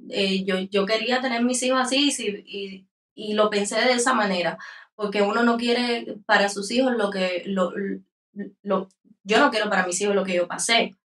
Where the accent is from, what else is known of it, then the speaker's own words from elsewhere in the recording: San Antonio de los Baños, Artemisa, Cuba; Nosotros somos de San Antonio de los Baños, un pueblo en Habana Campo.